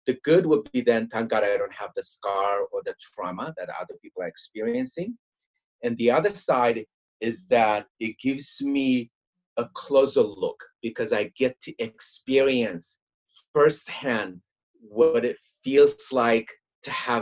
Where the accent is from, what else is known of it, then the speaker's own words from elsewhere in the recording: Eritrea; English is a second language; moved away as an adult; also born or lived in Germany; now in United States; I'm from Eritrea.